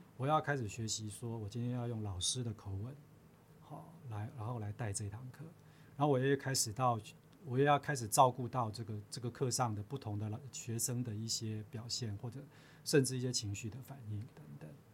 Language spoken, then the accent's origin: Chinese; Chiayi, Taiwan; moved away as an adult; also born or lived in Taipei / United States; 我自己本身就是嘉义人啊